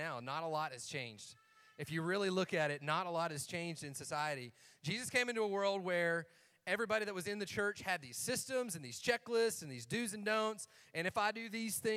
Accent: Algood or Cookeville, Tennessee, United States; we're from Allgood or Cookville

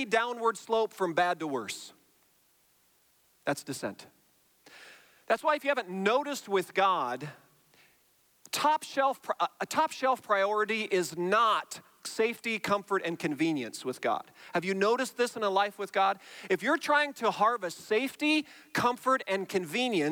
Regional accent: Iowa, United States; now in Indiana, United States; I grew up in Iowa, and then I moved to Indiana

